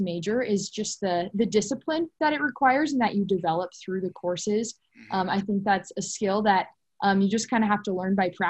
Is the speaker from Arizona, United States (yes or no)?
no; Lincoln, Nebraska, United States; I'm from Lincoln, Nebraska